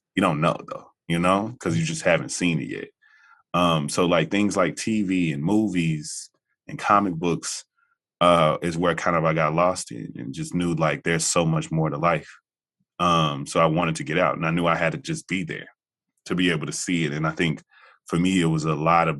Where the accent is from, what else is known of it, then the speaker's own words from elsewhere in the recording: Jackson, Tennessee, United States; moved away as an adult; So really, truly born and raised in Tennessee. I didn't leave until I was 18, so freshman year. All of my years. All my kind of, you know, formative years were definitely spent in Jackson, and that small town existence is interesting.